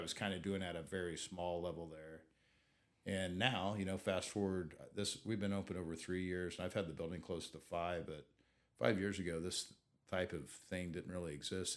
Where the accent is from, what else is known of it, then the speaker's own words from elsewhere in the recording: Southeast Kansas, United States; now in Wichita, United States; I grew up in Southeast Kansas